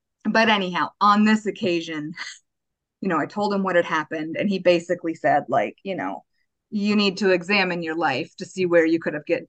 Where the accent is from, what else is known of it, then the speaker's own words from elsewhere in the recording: Buenos Aires, Argentina; So I grew up in Argentina. We were in Buenos Aires. We moved there in 93. So I would have been in third grade, and then I stayed till I graduated high school.